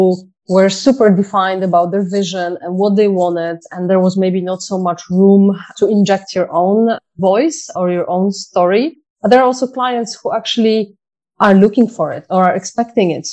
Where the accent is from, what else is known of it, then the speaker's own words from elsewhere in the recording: Poland; moved away; I'm from Poland, so mushroom picking is something that we used to do a lot as children